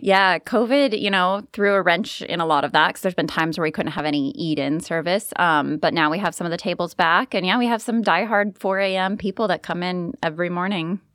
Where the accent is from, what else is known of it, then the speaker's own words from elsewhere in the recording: Kent, Washington, United States; moved away; we grew up in Kent, Washington, just a few hours north.